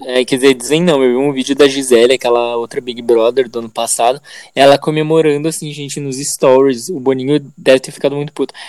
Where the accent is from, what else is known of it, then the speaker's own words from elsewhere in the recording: Conduru, Espírito Santo, Brazil; eu fui criado em Conduru